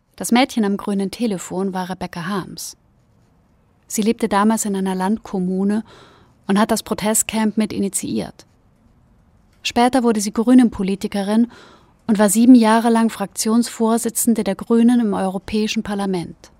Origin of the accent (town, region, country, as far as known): Wendland, Lower Saxony, Germany; born or raised there; moved away as an adult; now in Berlin, Germany